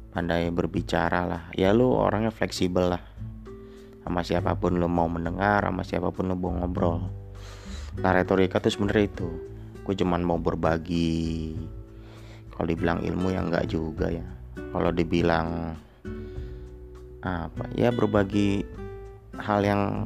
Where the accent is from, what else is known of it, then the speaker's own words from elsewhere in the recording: Bogor, West Java, Indonesia; Gua asli suku Sunda. Tepatnya di Bogor